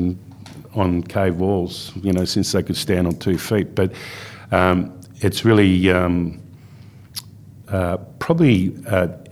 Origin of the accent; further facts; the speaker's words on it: Melbourne, Victoria, Australia; moved away as an adult; also born or lived in Perth, Western Australia / Carnarvon, Western Australia; I grew up in Bayside, Melbourne